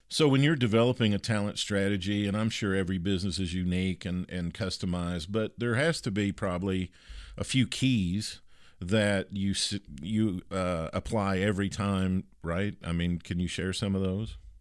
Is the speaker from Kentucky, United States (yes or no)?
yes; Kentucky, United States; a girl that I grew up with in Kentucky